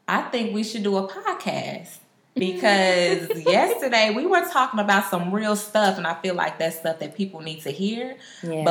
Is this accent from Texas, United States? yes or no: yes; Dallas, Texas, United States; also born or lived in Houston / Oklahoma City; I'm from Dallas